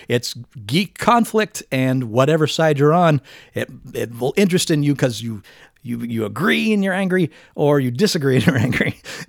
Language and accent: English; Mississippi, United States; I am from Mississippi. This is how we talk in Mississippi.